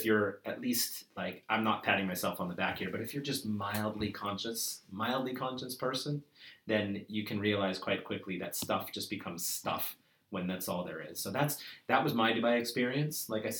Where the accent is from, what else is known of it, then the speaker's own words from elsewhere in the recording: Toronto, Ontario, Canada; I'm from Toronto.